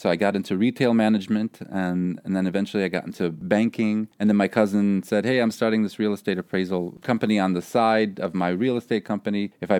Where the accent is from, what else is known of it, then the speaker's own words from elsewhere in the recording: Chicago, Illinois, United States; also born or lived in Paris; Chicago, you know, my hometown?